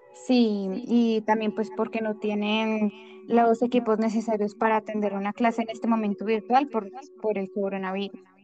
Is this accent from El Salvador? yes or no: no; Colombia; nosotros como colombianos